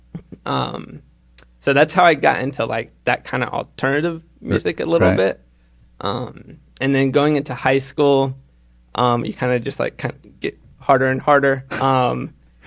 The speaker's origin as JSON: {"language": "English", "town": "Charlotte", "region": "North Carolina", "country": "United States", "said": "I'm from Charlotte"}